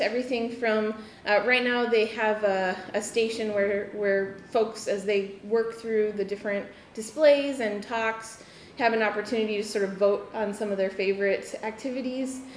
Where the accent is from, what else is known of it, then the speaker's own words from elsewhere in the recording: Midwest, United States; I grew up in the Midwest myself